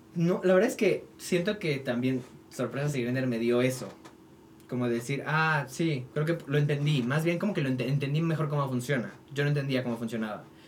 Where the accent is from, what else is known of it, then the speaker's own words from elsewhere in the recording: Toluca, State of Mexico, Mexico; now in Mexico City, Mexico; yo nací allá, crecí allá, empecé a hacer teatro musical allá